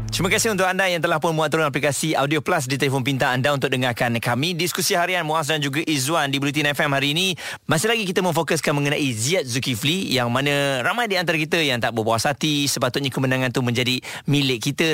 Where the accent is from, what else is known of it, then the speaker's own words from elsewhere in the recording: Malaysia; kami sebagai rakyat Malaysia ini memang berbangga